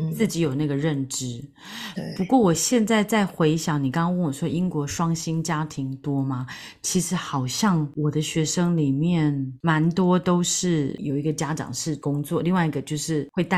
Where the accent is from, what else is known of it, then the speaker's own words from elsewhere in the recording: Taiwan; moved away as an adult; now in London, United Kingdom; 就会讲我是台湾来的